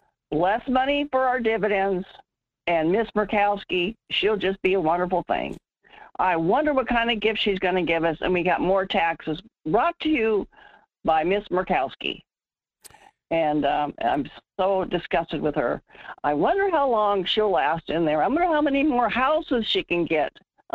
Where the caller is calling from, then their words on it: North Pole, Alaska, United States; This is … in North Pole.